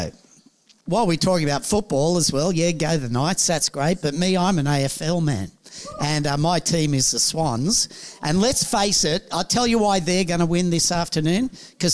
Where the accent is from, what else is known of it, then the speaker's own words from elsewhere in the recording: United Kingdom; me being British